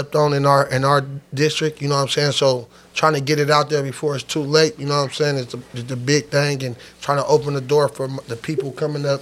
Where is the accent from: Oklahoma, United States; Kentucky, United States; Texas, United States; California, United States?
California, United States; Sacramento; We're from Sacramento, California